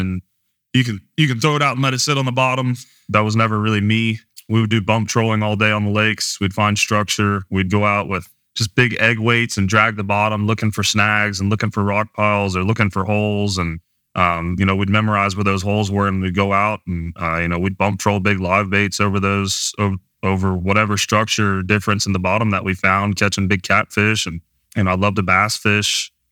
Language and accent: English; Cincinnati, Ohio, United States; moved away as an adult; also born or lived in Mississippi; now in Texas, United States; I am from Cincinnati, but, you know, I'm from a, grew up originally in a smaller town off the east side of Cincinnati